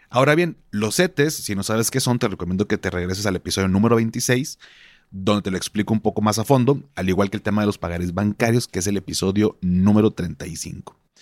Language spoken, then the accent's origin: Spanish; Monterrey, Nuevo León, Mexico; como buen regio